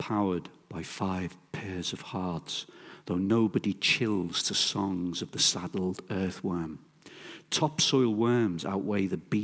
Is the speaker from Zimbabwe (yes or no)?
no; Merseyside, North West England, United Kingdom; growing up in Merseyside